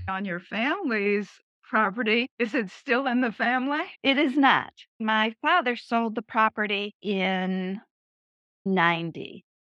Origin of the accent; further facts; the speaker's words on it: Otis, Massachusetts, United States; I spent from birth to the end of high school in Otis, and I lived on a 350 acre farm.